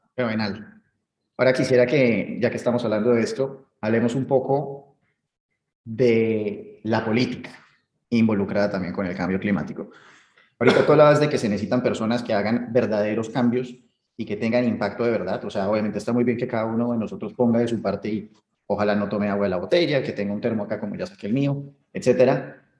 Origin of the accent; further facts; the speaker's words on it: Colombia; Colombia, eh, de donde soy